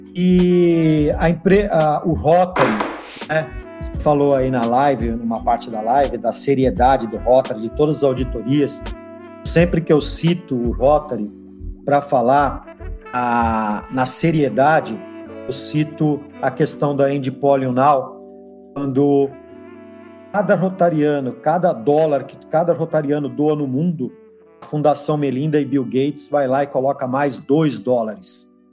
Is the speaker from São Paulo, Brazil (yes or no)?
yes; Santos, São Paulo, Brazil; eu sou Santista, né? Santista de nascimento e Santista de clube